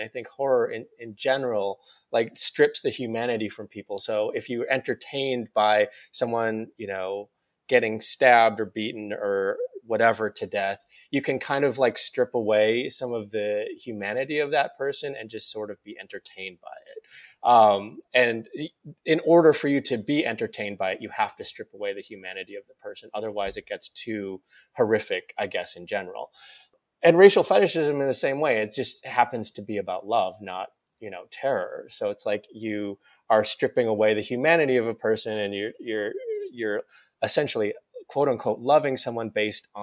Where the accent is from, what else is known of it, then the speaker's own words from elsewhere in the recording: North Dakota, United States; also born or lived in Seoul, South Korea; I was adopted from Korea to this very white place in North Dakota. Mm-hmm. I was raised by white people.